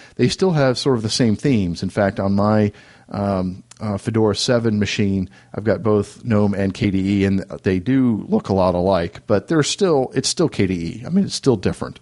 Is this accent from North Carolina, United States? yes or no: yes; Raleigh, North Carolina, United States; my hometown of Raleigh, North Carolina